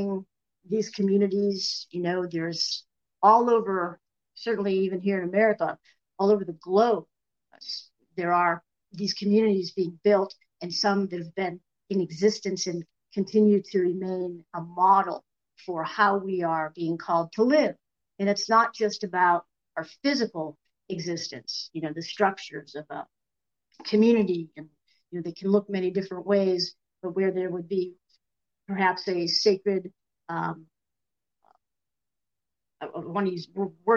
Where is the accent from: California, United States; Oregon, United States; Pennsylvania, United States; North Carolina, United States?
Pennsylvania, United States; Erie; I am back in the land where I was born and raised in the Erie, Pennsylvania